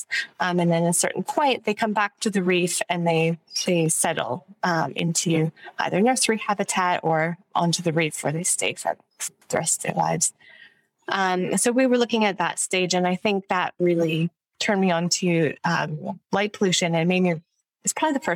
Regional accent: just outside of Ottawa, Ontario, Canada; moved away; also born or lived in Melbourne; I'm from Canada, so I grew up in just outside of Ottawa, the capital of Canada

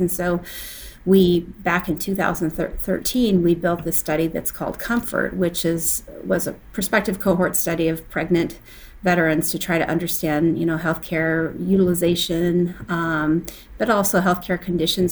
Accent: Montana, United States; I'm from Montana.

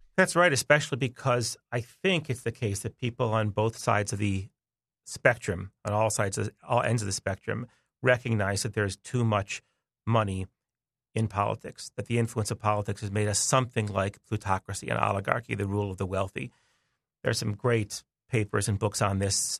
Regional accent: United States; I'm American

